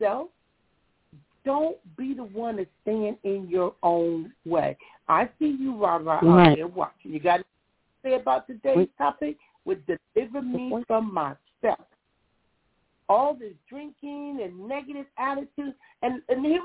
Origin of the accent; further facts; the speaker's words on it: Compton, California, United States; a teenager growing up in Compton